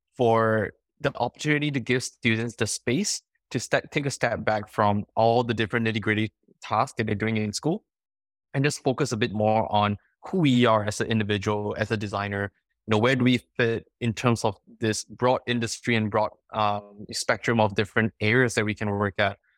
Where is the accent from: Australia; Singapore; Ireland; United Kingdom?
Singapore; now in California, United States; I come from Singapore.